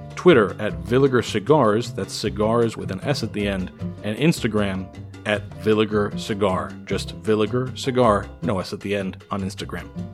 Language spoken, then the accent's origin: English; Miami, Florida, United States; born and raised in Miami